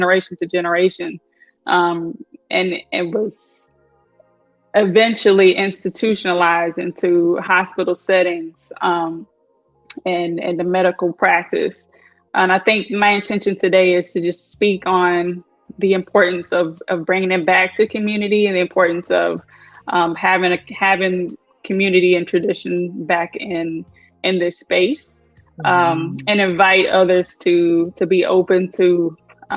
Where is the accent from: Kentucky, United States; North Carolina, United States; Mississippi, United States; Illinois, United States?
Kentucky, United States; now in Florida, United States; I am originally from Kentucky. All my people are from Kentucky.